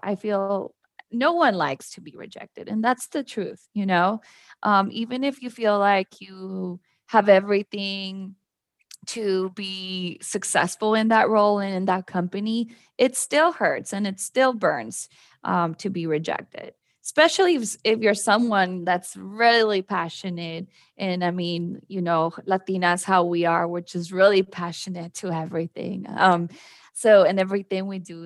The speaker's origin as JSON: {"language": "English", "country": "Mexico", "tie": "born or raised there", "also_born_or_lived": "Mexico City, Mexico / San Antonio, Texas, United States", "moved": "as an adult", "lives_now": "Austin, United States", "said": "So I'm actually originally from Mexico City. I moved to the border when I was very little, so had that border life experience where I lived in Mexico but crossed to the US to go to school"}